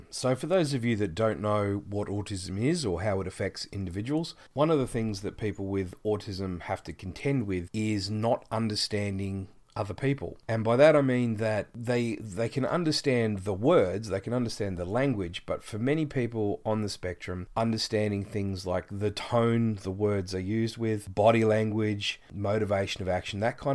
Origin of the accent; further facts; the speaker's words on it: Geelong, Victoria, Australia; I'm from Geelong, Australia, which is the southeastern part of our continent.